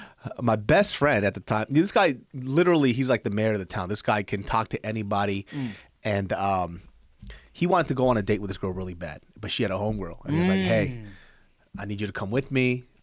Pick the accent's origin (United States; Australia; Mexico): United States; Kansas; I'm from Kansas.